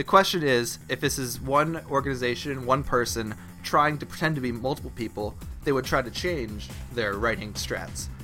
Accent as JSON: {"language": "English", "country": "Australia", "accent": "Aussie", "said": "they immediately went to the Aussie accent"}